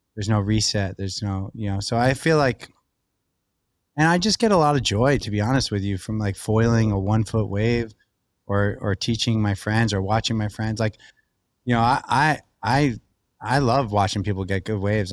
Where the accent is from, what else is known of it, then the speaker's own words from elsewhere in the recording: Long Beach, New York, United States; raised right on the beach in, uh, Lido and then Long Beach, New York, right in Long Island, an hour from the city